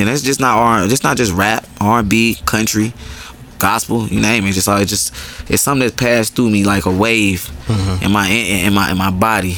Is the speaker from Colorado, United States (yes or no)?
no; Atlanta, Georgia, United States; also born or lived in Chicago; Born in Chicago, raised in Summer Hill. I've been there since I was like real little